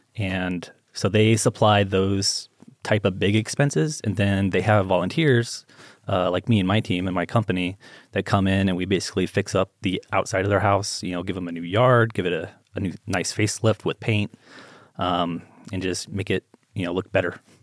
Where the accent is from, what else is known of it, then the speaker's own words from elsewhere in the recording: Las Vegas, Nevada, United States; I grew up here in Vegas